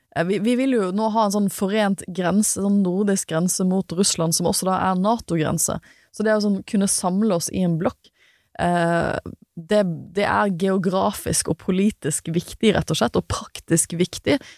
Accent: Norway; jeg er en praktikant fra Norge

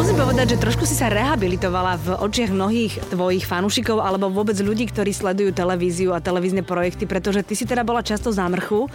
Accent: Žilina, Žilina Region, Slovakia; now in Bratislava, Slovakia; Ďalšia Žilinčanka v tomto programe

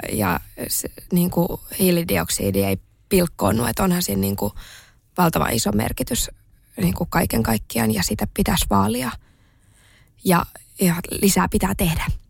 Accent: Espoo, Uusimaa, Finland; mä oon kasvanut, mä oon kasvanut Espoossa pikkukylässä

